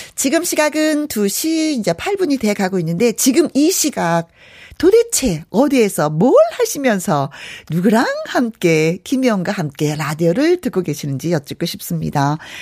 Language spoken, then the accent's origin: Korean; Wonju, Gangwon, South Korea; also born or lived in Hyeon-ri, Inje / Yanggu; 강원도 저는 현리에서 태어났어요. 그래서 양구에서도 좀 오래 살았고 원주에서는 더 많이 살았고